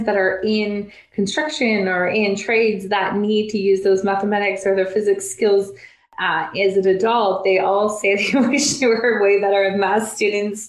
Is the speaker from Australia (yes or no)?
no; Canada; I'm speaking in like grade language, not sophomore juniors, because I'm Canadian